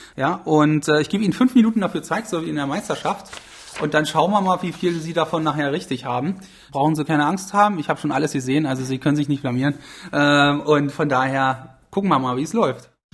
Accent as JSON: {"language": "German", "town": "Magdeburg", "region": "Saxony-Anhalt", "country": "Germany", "said": "ich komme aus Magdeburg"}